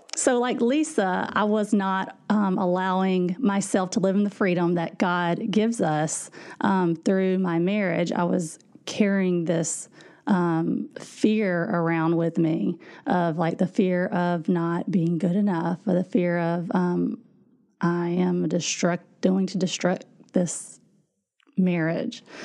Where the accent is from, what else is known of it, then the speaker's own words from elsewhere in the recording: Louisiana, United States; moved away as an adult; now in Indiana, United States; we are from Louisiana, actually. And so that's where I grew up